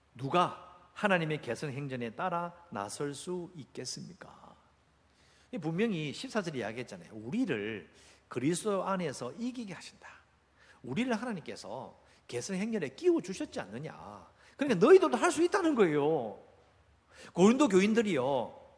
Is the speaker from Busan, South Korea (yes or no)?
yes; Busan, South Korea; 저도 어릴 때 해운대 바닷가에 살았거든요